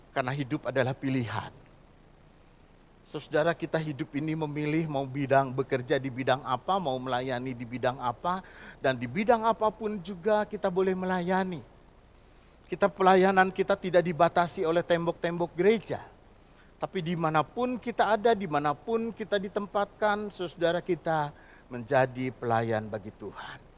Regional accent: Bandung, West Java, Indonesia; born there; jadi di Bandung saya lahir, jadi saya kenal tempe, kenal tahu sama oncom.

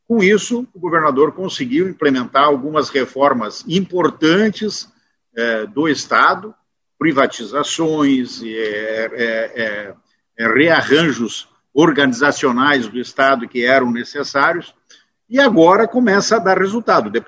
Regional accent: Canoas, Rio Grande do Sul, Brazil; É, eu sou um deputado da região metropolitana, sou oriundo de Canoas. Hoje eu tenho dupla cidadania, sou doble chapa, moro em Canoas e Santo Antônio da Patrulha.

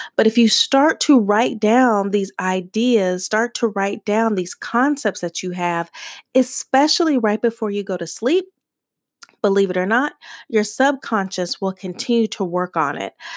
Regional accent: Tucson, Arizona, United States; being a girl growing up in Tucson, Arizona

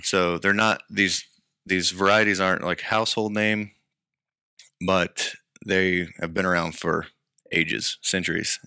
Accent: Lubbock, Texas, United States; I grew up in the High Plains, which is Lubbock area, kind of on the top of the Cap Rock

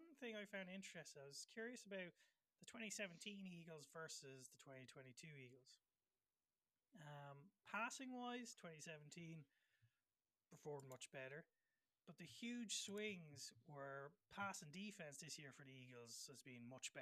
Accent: Ireland; as Irish fans

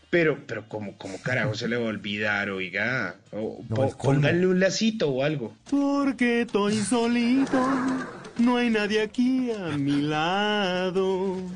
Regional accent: Colombia; nos sintamos en la tierrita, sentir esa barrequera y lo que somos los colombianos.

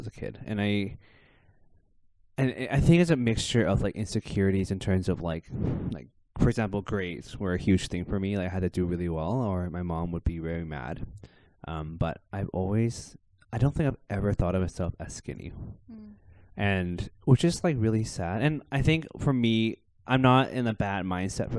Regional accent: Victoria, British Columbia, Canada; I was born and raised in Victoria, in Canada

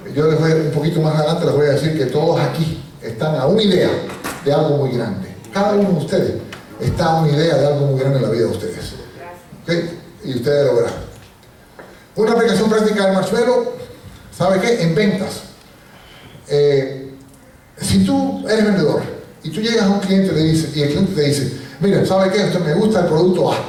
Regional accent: Puerto Rico; also born or lived in Cuba; Yo nací en Cuba y me fui de niño a Puerto Rico y me he criado toda la vida en Puerto Rico

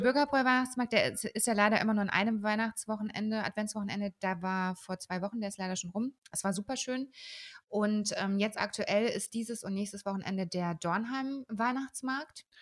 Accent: Würzburg, Bavaria, Germany; aber ich bin ja in der Sanderau aufgewachsen

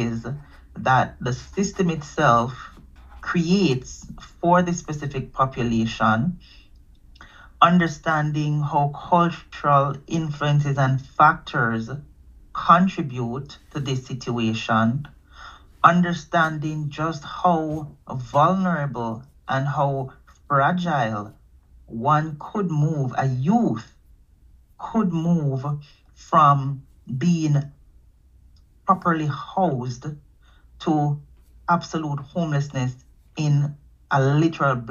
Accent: Jamaica; now in Canada; I'm from Jamaica

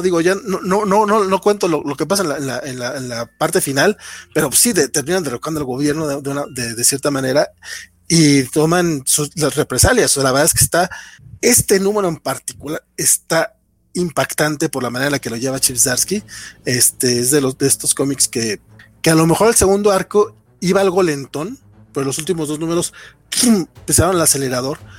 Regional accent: Mexico; also born or lived in Durango; como mexicanos

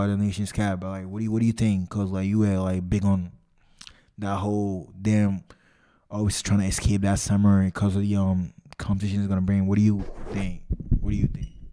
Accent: Ghana; I'm Ghanaian

